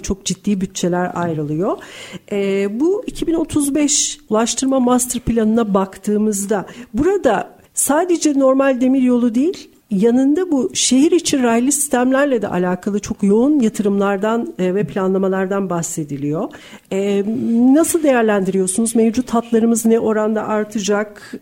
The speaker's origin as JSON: {"language": "Turkish", "region": "Istanbul", "country": "Turkey", "said": "ben de bir İstanbullu olarak"}